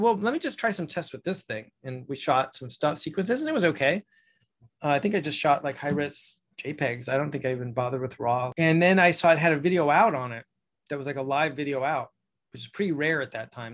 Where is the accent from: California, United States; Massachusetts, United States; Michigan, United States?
California, United States; Ojai; my hometown here in Ojai